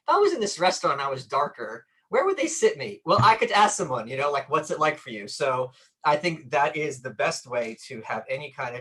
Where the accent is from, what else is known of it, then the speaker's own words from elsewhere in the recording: Brooklyn, New York, United States; I'm from Brooklyn. I've lived here all my life